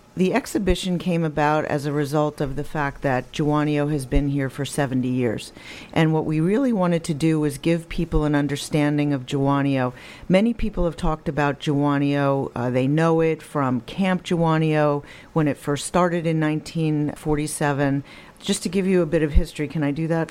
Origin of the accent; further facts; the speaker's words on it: Rockland County, New York, United States; I'm homegrown. I was born and raised in Rockland County